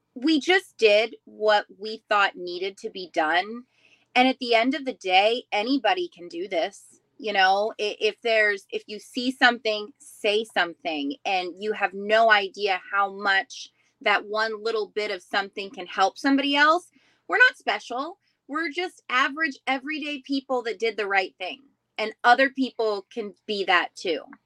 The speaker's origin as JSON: {"language": "English", "town": "Riverview", "region": "Florida", "country": "United States", "said": "I'm from Riverview, Florida"}